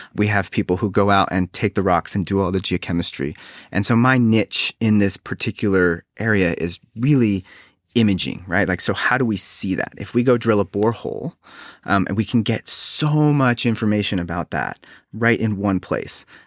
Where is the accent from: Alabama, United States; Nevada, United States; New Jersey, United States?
Nevada, United States; Reno; now in South Carolina, United States; I grew up on the West Coast in Reno, Nevada